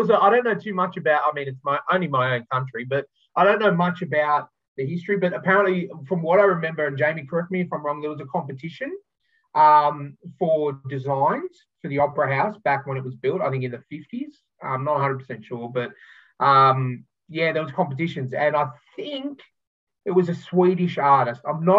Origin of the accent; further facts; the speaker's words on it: Sydney, New South Wales, Australia; I'm born and bred in Sydney